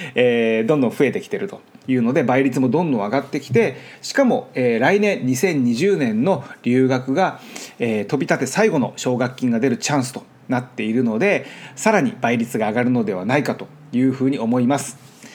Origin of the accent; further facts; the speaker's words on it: Japan; first language Japanese; moved away as an adult; now in Los Angeles, United States; 僕は日本で育ってるので